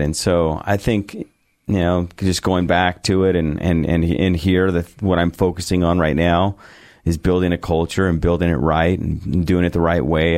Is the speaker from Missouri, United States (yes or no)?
no; San Diego, California, United States; moved away as an adult; also born or lived in Bakersfield, California / Alamosa, Colorado; now in Boise, United States; I grew up in San Diego